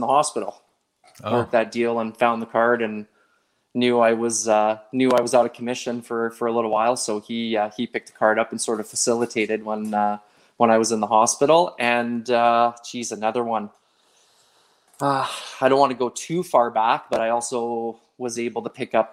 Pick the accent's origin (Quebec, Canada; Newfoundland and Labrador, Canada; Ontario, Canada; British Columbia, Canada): Quebec, Canada; Montreal; now in Calgary, Canada; growing up in Montreal, going to the Forum and watching a hockey game